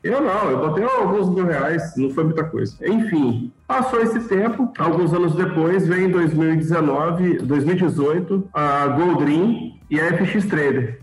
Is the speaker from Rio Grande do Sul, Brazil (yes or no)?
no; Espírito Santo, Brazil; sou capixaba, é, moro no interior do estado